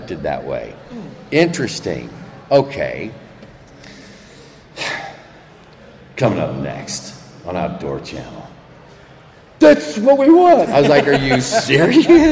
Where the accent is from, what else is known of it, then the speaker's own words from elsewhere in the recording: Midwest, United States; moved away; also born or lived in Marin; I grew up in the Midwest.